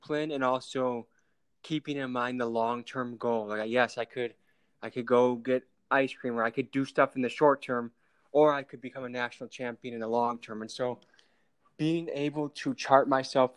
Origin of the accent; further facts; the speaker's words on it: Illinois, United States; I was born in Illinois